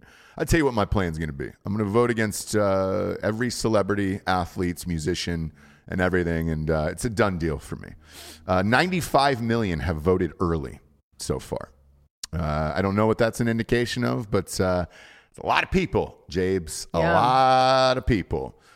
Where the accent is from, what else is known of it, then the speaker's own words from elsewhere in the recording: Atlanta, Georgia, United States; I'm not gay. I'm just from Atlanta.